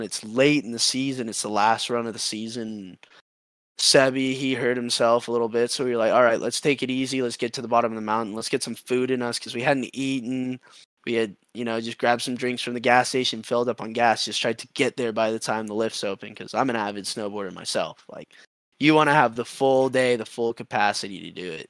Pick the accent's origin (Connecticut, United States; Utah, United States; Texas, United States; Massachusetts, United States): Texas, United States; Austin; my hometown. I'm from here.